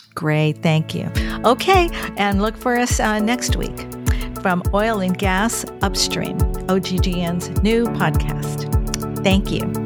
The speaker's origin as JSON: {"language": "English", "region": "California", "country": "United States", "tie": "born or raised there", "also_born_or_lived": "Bakersfield", "moved": "as an adult", "lives_now": "Washington, D.C., United States", "said": "I'm from California and, um, I grew up along the coast"}